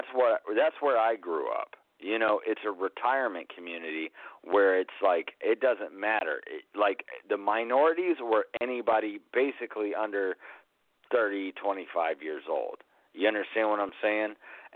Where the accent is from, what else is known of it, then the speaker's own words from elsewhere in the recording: South Carolina, United States; where I grew up in South Carolina too. Like when I spent my teenage years there